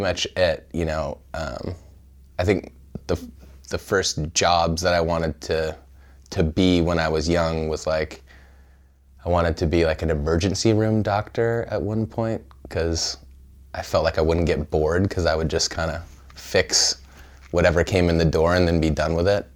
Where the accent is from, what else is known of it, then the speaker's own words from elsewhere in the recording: Pismo Beach, California, United States; also born or lived in Evanston, Illinois; I grew up in central California in a small town called Pismo Beach